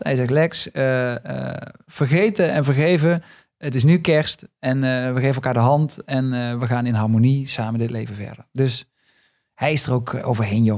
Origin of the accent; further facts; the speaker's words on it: Limburg, Netherlands; accent: Limburgish; now in Amsterdam, Netherlands; ik ben niet geboren op het Goois matras, maar juist in de prairie van, van Limburg